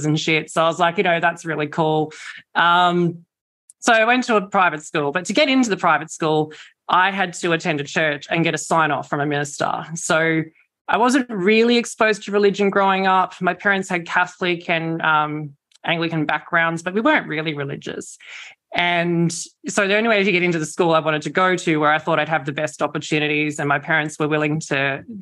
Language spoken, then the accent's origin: English; Campbelltown, New South Wales, Australia; I grew up in Campbelltown, so southwestern and corridor, Sydney